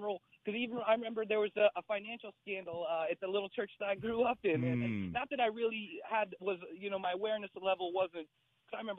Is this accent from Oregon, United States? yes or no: no; Indiana, United States; now in Baltimore, United States; I grew up in Indiana